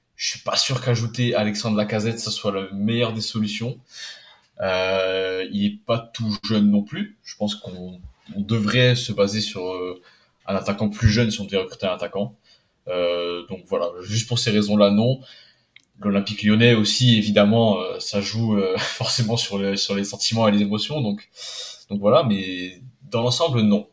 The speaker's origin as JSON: {"language": "French", "country": "Poland", "said": "en tant que Polonais"}